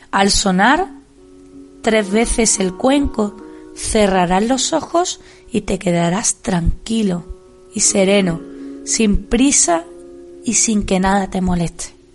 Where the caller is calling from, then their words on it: Seville, Andalusia, Spain; Buenas tardes a todos. Os hablo desde Sevilla. … soy una profe del Colegio Santa Ana de Sevilla